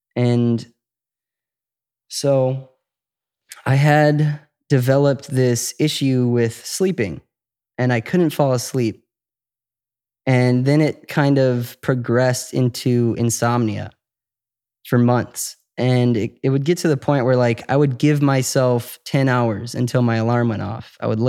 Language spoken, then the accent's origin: English; Chicago, Illinois, United States; Chicago, okay. Suburbs.